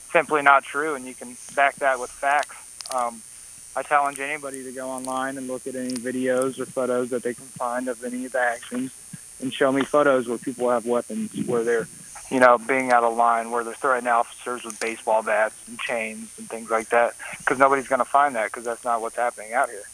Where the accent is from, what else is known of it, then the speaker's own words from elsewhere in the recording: Atlanta, Georgia, United States; I'm from Atlanta, Georgia and I've been out here for a few months now